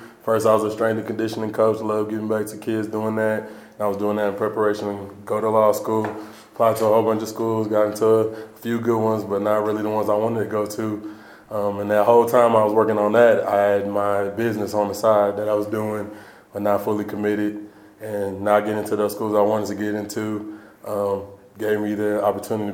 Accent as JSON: {"language": "English", "town": "Allen", "region": "Texas", "country": "United States", "tie": "born or raised there", "moved": "as an adult", "lives_now": "Boulder, United States", "said": "growing up in Allen"}